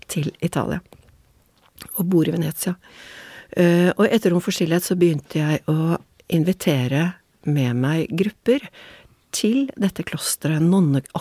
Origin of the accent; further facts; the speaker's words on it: Oslo, Norway; moved away as an adult; now in Venice, Italy; Min mor er italiensk, er italiensk men jeg er oppvokst